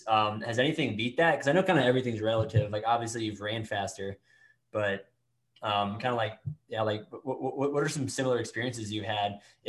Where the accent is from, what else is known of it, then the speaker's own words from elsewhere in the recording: Tallahassee, Florida, United States; because I came from Tallahassee, which, although it's a state capital, it's not much of a state capital, but I would say it's a Florida state college town.